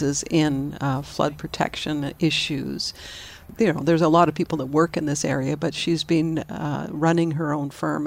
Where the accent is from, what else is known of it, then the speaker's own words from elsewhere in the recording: Vancouver, British Columbia, Canada; I grew up in Vancouver